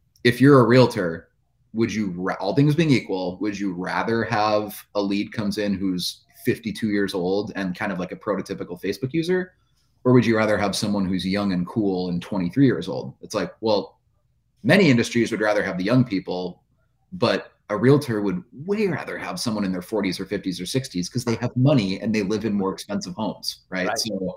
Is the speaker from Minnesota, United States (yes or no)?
yes; central Minnesota, United States; I went door to door to small businesses in my hometown. It was a small town in central Minnesota, right in the middle of the state